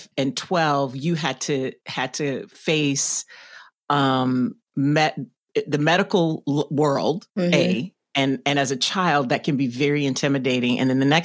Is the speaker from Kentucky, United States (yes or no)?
no; Louisiana, United States; now in Chicago, United States; I'm originally from Louisiana. So I came here